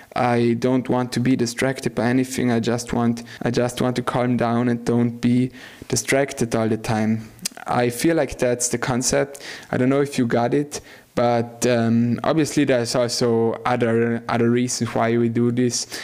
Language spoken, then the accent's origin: English; South Tyrol, Trentino-Alto Adige, Italy; I grew up in South Tyrol